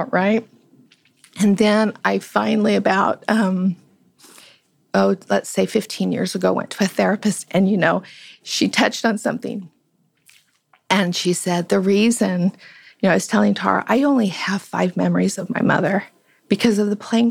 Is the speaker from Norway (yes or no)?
no; Las Vegas, Nevada, United States; I'm from Las Vegas, and my mother was she had six children